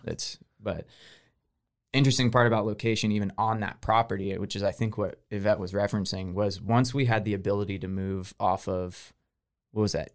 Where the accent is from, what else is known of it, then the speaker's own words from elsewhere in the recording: Houston, Texas, United States; moved away; I'm from Texas. I'm from Houston originally